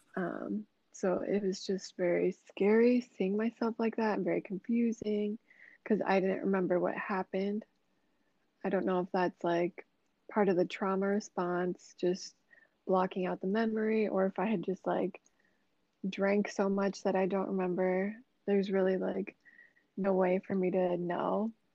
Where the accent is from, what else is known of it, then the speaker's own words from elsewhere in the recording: Des Moines, Iowa, United States; I'm from Des Moines, Iowa, I'm a Libra. Um, I just turned 26 this year. Um, yeah, I've lived in Des Moines since I was like six years old